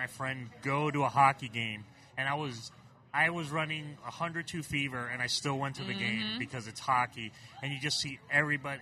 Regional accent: Puerto Rico; also born or lived in San Antonio, Texas; now in Kansas City, United States; I was born in Puerto Rico. I'm originally from Puerto Rico, born and raised.

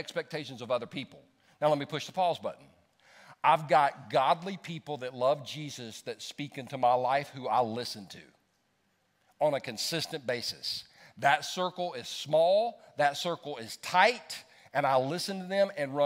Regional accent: United States; I was born in America

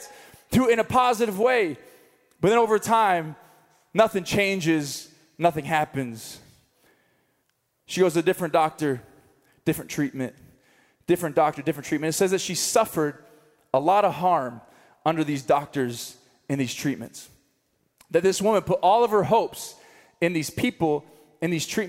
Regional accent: Missouri, United States; now in Colorado, United States; I'm from Missouri, we got Walmarts

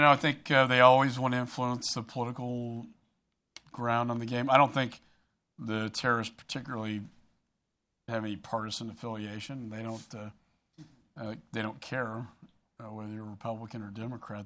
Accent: Austin, Texas, United States; in my hometown of Austin, we have so many startup cyber companies

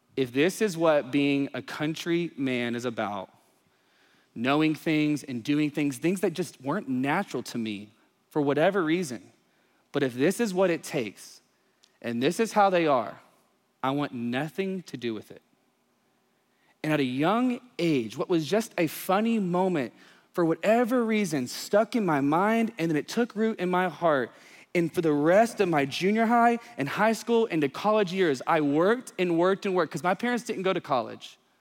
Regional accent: East Texas, United States; I grew up in the country, small town, East Texas, yee yee stuff all the time

